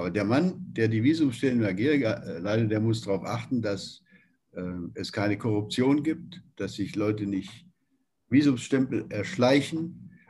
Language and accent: German; Nürtingen, Baden-Württemberg, Germany; also born or lived in Beuren; Ähm, ich bin selbst ja in ganz in der Nähe